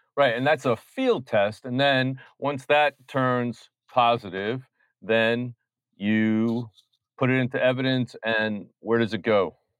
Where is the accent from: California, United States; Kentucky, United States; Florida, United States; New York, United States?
New York, United States; New York City